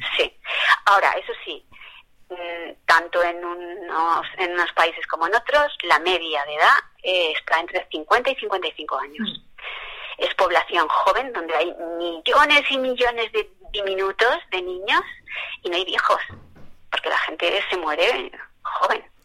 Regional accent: Spain; nosotros que somos blancos y españoles

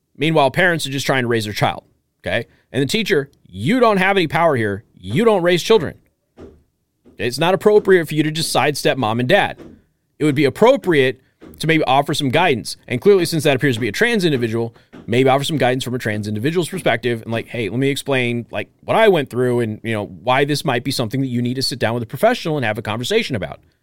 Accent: Las Vegas, Nevada, United States; I grew up poor in a gang-infested area, uh, lot of violence, lot of that stuff, okay? My mom took a risk of going to jail by lying about where we lived, so I didn't have to go to a sixth grade center. And again, we're from Las Vegas

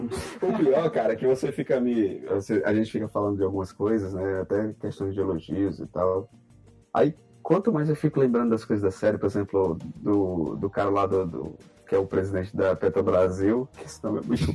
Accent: Brazil; a gente é brasileiro na política

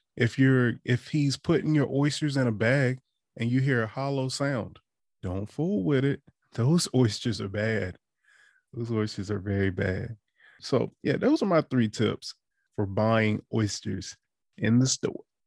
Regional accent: Eastern Shore, Maryland, United States; moved away as an adult; also born or lived in DC, Maryland, Virginia area; now in DMV area, United States; I'm from the Eastern Shore, but I've been in the D M V area since twenty fifteen

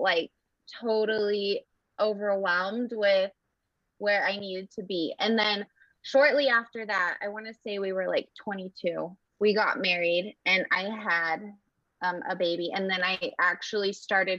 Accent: Kearns, Utah, United States; moved away as an adult; now in Idaho, United States; I'm actually from Kearns, Utah.

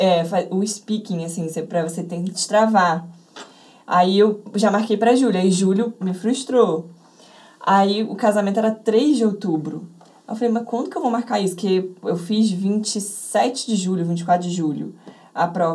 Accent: Rio de Janeiro, Brazil; eu nasci e moro até hoje em Botafogo, no Rio de Janeiro

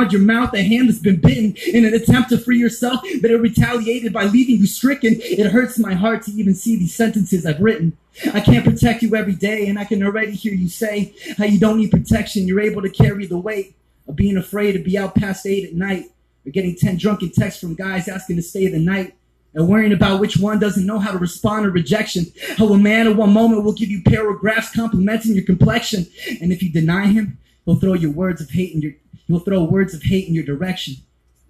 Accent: Mississippi, United States; I'm from Mississippi

